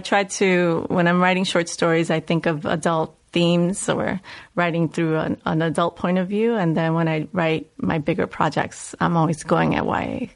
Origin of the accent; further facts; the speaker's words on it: New York City, New York, United States; accent: Puerto Rican, New Yorkian Bronx dialect; moved away; I grew up in the South Bronx. I grew up in the housing projects, 183rd